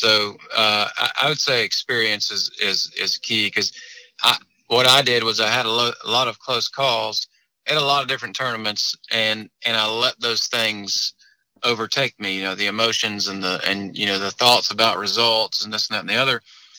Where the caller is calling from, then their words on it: Greensboro, North Carolina, United States; I'm in a Cracker Barrel parking lot in Greensboro, North Carolina.